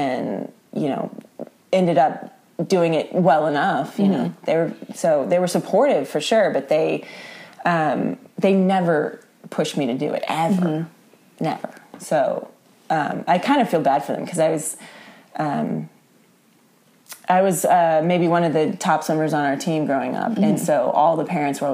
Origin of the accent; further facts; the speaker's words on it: Kansas, United States; I'm from Kansas.